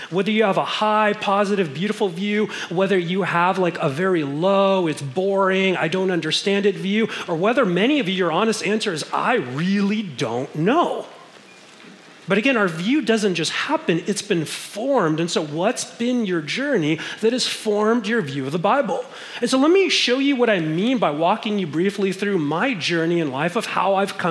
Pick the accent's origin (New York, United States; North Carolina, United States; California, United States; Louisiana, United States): California, United States; Los Angeles; we grew up in Mission Hills, there's a little strip mall on Sepulveda and San Fernando Mission